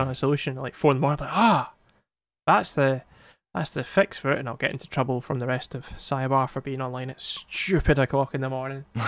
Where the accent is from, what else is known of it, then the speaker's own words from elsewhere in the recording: Scotland, United Kingdom; English is not my first language, so it's fine. Scottish is.